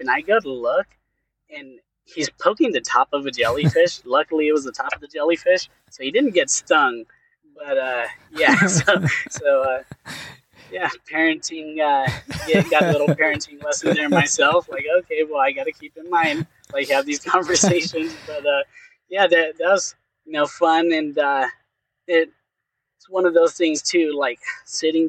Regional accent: California, United States; now in Texas, United States; I'm actually from California

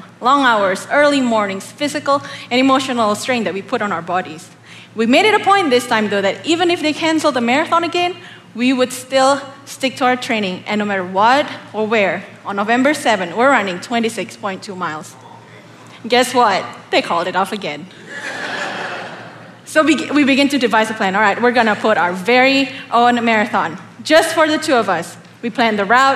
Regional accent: Indonesia; moved away as an adult; now in Oklahoma, United States; I'm not from America. I come all the way from the beautiful tropical land of Indonesia. I actually moved here in 2013 for school

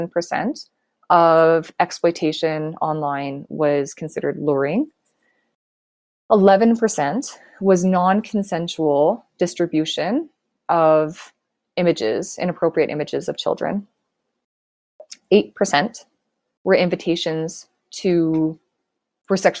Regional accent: Canada; So I am Canadian

